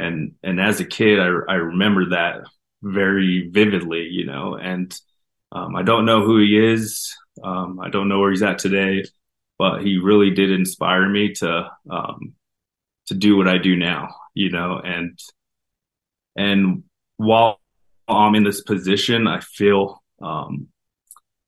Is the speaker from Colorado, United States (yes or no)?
yes; Denver, Colorado, United States; Growing up, we didn't have much. We grew up in North Denver